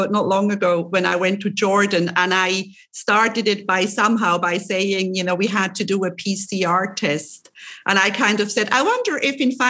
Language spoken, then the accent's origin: English; Switzerland; now in Cyprus; I'm originally from Switzerland and Italy is my neighbor. And when I was living in Switzerland still